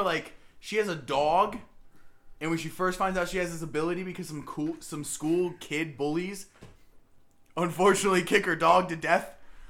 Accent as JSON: {"language": "English", "region": "the South", "country": "United States", "said": "I'm from the South."}